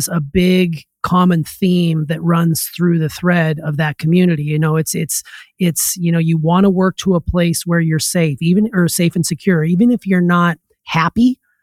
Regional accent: Anaconda, Montana, United States; moved away as an adult; my plan was to just be a substitute teacher in my hometown, work my way into the system, and then basically become a lifer.

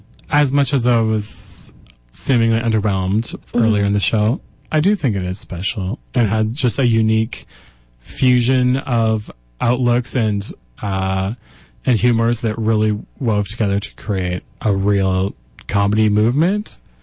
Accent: Ireland; But, yeah, as an Irish person, sometimes we don't take jokes very well.

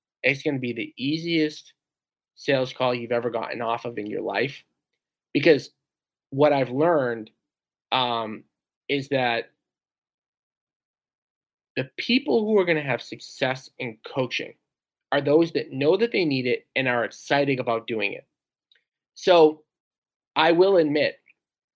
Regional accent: Revere, Massachusetts, United States; I grew up in Revere, Mass

